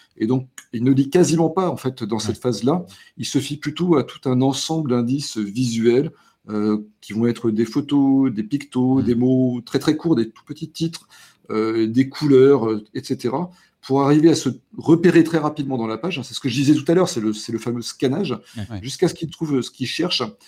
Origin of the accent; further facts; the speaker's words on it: the Nord, Hauts-de-France, France; chez nous dans le Nord